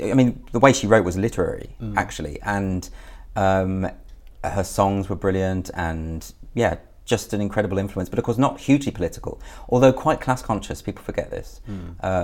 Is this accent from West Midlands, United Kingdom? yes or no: yes; Birmingham, West Midlands, United Kingdom; In the Midlands, Birmingham